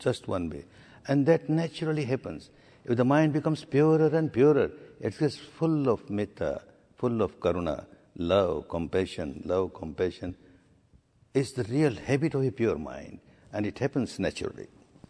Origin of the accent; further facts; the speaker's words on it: Myanmar; now in India; My third course or fourth course in India when I came from Burma